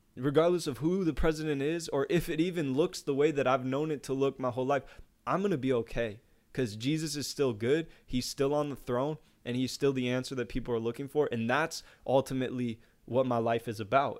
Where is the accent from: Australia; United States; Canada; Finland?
United States; even as an American